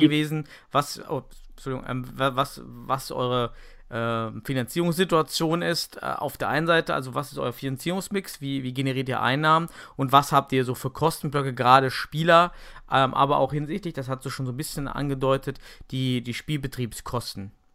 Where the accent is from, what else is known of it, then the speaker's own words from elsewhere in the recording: Germany; bei uns in Deutschland